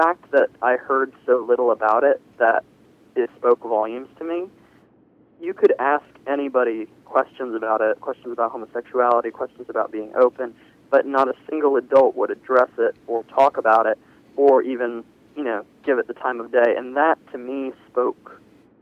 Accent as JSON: {"language": "English", "town": "Virginia Beach", "region": "Virginia", "country": "United States", "tie": "born or raised there", "said": "I'm 19, and I grew up here in Virginia Beach"}